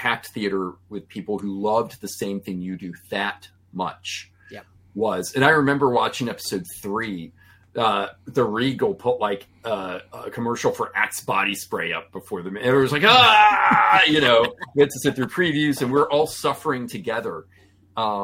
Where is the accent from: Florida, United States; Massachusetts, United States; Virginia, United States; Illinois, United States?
Virginia, United States; Farmville; in the state theater in Farmville, Virginia, my hometown